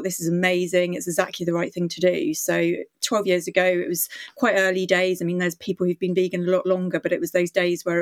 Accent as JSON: {"language": "English", "country": "Indonesia", "tie": "born or raised there", "moved": "yes", "lives_now": "United Kingdom", "said": "I grew up in Indonesia"}